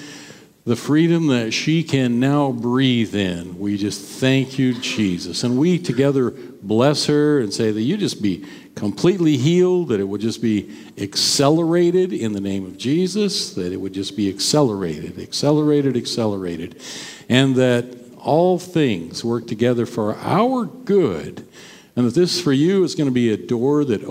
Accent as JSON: {"language": "English", "town": "Caldwell", "country": "United States", "tie": "born or raised there", "said": "I grew up in Caldwell. I went to school at Van Buren, grades 1 through 4"}